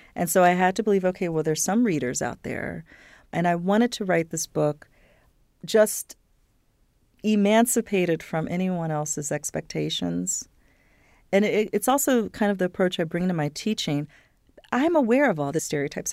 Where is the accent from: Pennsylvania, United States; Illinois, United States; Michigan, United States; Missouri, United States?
Pennsylvania, United States; Philadelphia; also born or lived in Tennessee; I'm from Tennessee originally, but grew up in the suburbs of Philadelphia